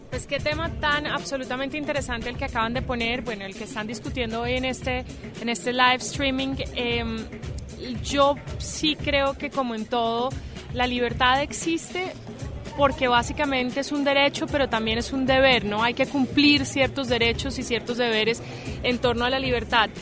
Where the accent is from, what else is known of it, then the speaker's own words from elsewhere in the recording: Colombia; en mi país, que vuelvo